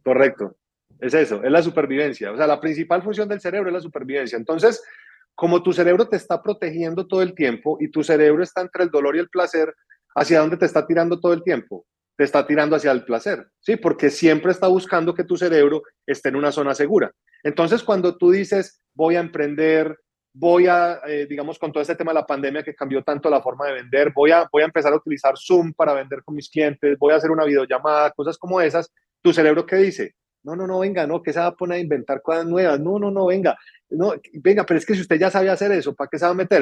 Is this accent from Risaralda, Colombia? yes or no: yes; Pereira, Risaralda, Colombia; now in Medellín, Colombia; una ciudad de donde soy que se llama Pereira, en, Colombia